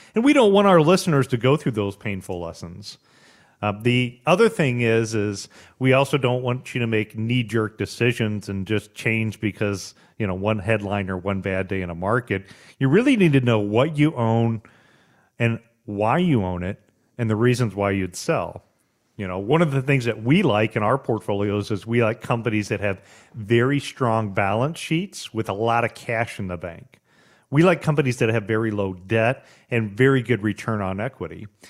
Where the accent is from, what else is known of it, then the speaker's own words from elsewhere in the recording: United States; as an American